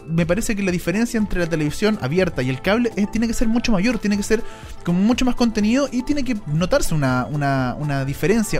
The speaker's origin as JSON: {"language": "Spanish", "country": "Chile", "said": "en Chile decimos negro a todos"}